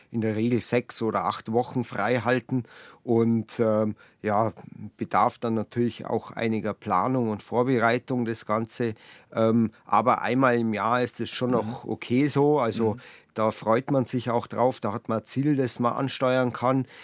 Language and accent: German; Buching, Bavaria, Germany; da wo ich gelebt habe früher, wo ich aufgewachsen bin, in äh, Buching. Da hat man zwar die Berge direkt vor der Haustür